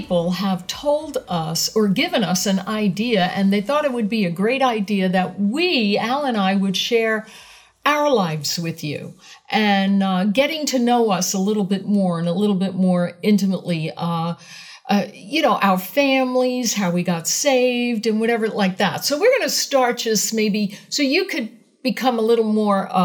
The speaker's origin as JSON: {"language": "English", "town": "New York City", "region": "New York", "country": "United States", "tie": "born or raised there", "said": "I was born on April 8th, 1955 in Brooklyn, New York"}